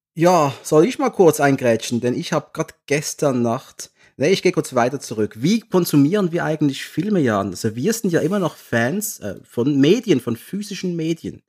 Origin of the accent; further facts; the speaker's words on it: Basel, Basel-Stadt, Switzerland; ich komme aus der Schweiz, aus der Ecke Basel, 180.000 Personenstadt.